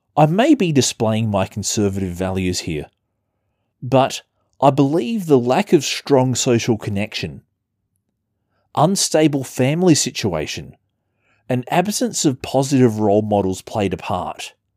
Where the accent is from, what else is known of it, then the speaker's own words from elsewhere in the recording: Adelaide, South Australia, Australia; my hometown, Adelaide, South Australia